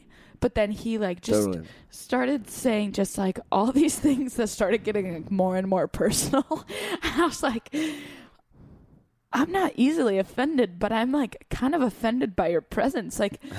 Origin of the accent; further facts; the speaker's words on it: Los Angeles, California, United States; accent: American; I'm from LA, whatever. And somehow he didn't understand that I still live there, despite my clear American accent